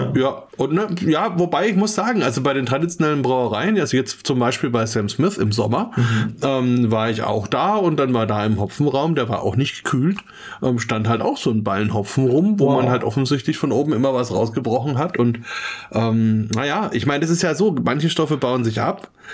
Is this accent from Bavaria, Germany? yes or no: yes; Franconia, Bavaria, Germany; als Franke